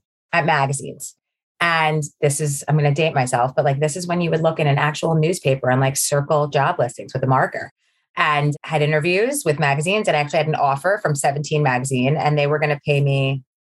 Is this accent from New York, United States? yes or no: yes; Baldwin, New York, United States; also born or lived in Long Beach; now in Jericho, United States; I grew up in a town on the South Shore of Long Island. It's called Baldwin